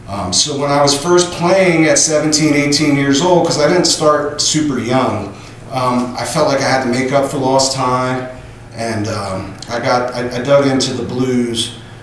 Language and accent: English; Ardmore, United States; I'm from Ardmore right here.